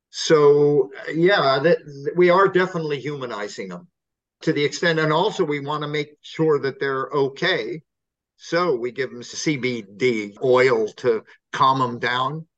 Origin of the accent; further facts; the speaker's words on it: California, United States; moved away as an adult; now in England, United Kingdom; I come from California